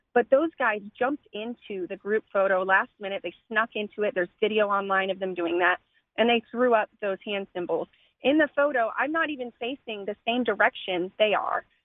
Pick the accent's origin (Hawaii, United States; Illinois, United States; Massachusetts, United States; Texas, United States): Texas, United States; Austin; I was born and raised in Austin